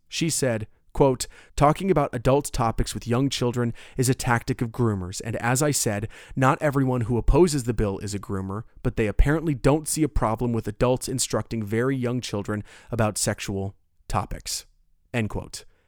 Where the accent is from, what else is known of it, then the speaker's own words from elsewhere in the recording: Orlando, Florida, United States; my hometown of Orlando